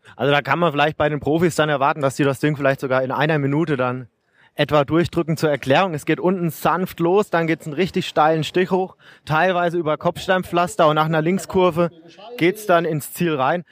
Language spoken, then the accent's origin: German; Regensburg, Bavaria, Germany; Als Regensburger bin ich natürlich stolz